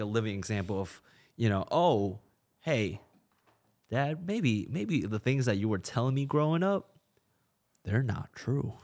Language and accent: English; China; now in United States; I was born in China